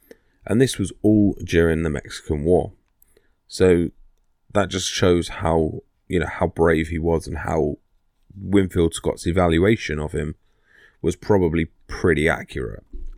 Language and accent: English; Watford, East of England, United Kingdom; You know, I'm from Watford in Hertfordshire, and we don't like people from Bedfordshire, so we have like a little rivalry, but not to an extent.